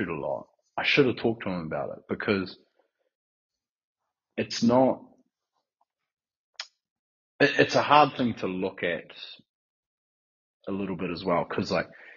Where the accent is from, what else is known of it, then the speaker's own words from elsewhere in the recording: Northland, New Zealand; also born or lived in Whangarei; now in Christchurch, New Zealand; growing up in Northland